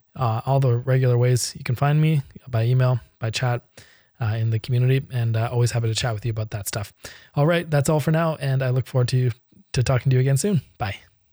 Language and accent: English; Canada; I'm Canadian and most of my clients are U S and European